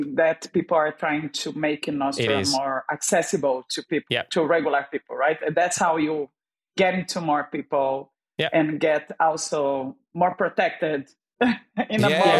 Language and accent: English; Minas Gerais, Brazil; now in Vancouver, Canada; I was born in Brazil, in a state called Minas Gerais. It's the single state that doesn't have the ocean.